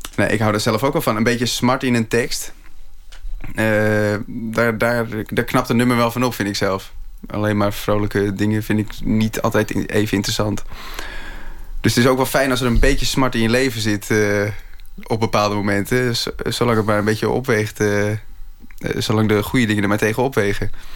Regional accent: Schagen, North Holland, Netherlands; moved away; zelfs toen ik in Schagen woonde

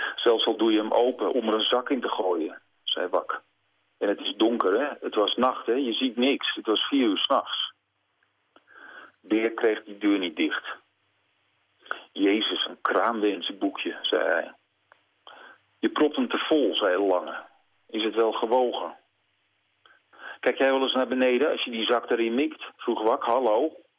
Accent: Netherlands

